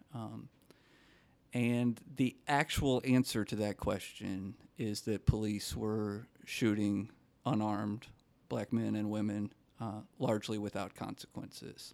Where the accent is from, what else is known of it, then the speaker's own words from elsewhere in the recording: Minnesota, United States; I come from Minnesota